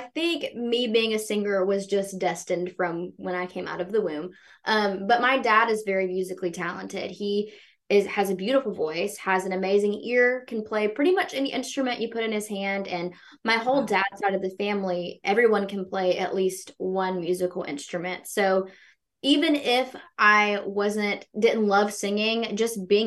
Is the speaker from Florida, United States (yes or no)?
no; Meridian, Mississippi, United States; growing up in Meridian, I think, was the perfect place for me to grow up